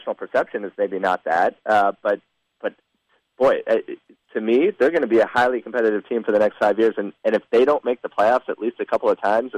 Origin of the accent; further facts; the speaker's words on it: Minnesota, United States; moved away as an adult; also born or lived in California; now in Boston, United States; I'm from Minnesota